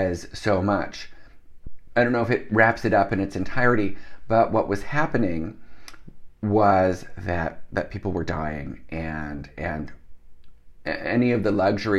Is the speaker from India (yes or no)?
no; Canada; also born or lived in Netherlands; I was born in Holland. My parents moved to Canada when I was a small child.